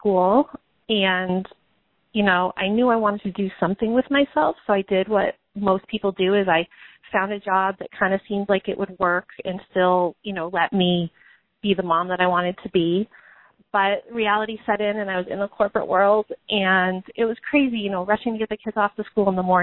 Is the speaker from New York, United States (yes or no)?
no; Massachusetts, United States; I'm from Massachusetts, and that's where I am now. We've kind of moved all over, but I live in Massachusetts